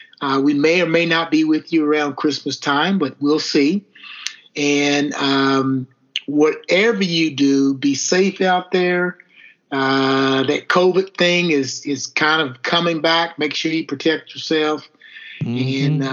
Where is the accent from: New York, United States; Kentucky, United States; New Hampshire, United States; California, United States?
Kentucky, United States; Elizabethtown; two small town guys from Elizabethtown, Kentucky.